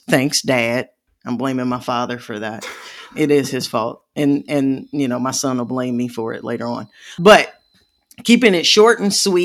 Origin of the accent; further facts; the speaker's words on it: Midwest, United States; I'm from the Midwest